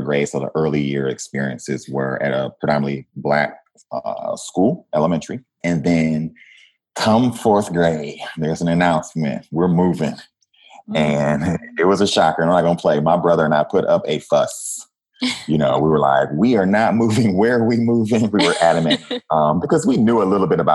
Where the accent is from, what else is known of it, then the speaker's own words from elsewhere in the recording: Flint, Michigan, United States; moved away as an adult; also born or lived in Washington, D.C.; I'm a kid from Flint, Michigan, you know, born and raised in Michigan.